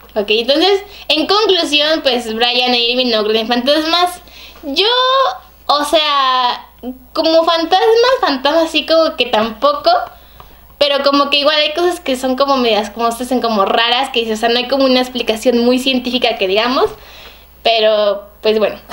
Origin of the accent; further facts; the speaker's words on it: Xalapa, Veracruz, Mexico; somos de Jalapa.